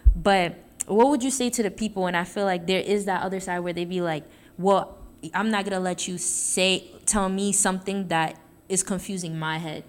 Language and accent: English; New York City, New York, United States; moved away as an adult; coming from Brooklyn